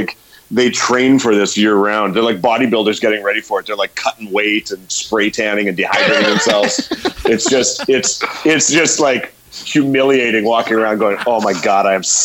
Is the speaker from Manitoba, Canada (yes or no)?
yes; Thompson, Manitoba, Canada; also born or lived in Winnipeg; I was born up in Thompson, and I went to high school and university in Winnipeg.